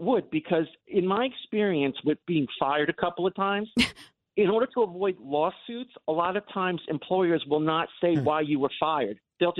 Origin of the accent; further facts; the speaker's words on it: Long Island, New York, United States; being an interracial child growing up on Long Island